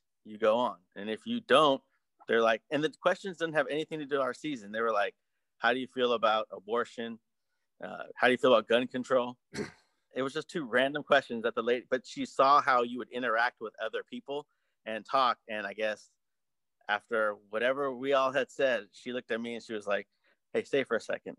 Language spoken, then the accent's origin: English; Berkeley, California, United States; we're from Berkeley, we go to Telegraph all the time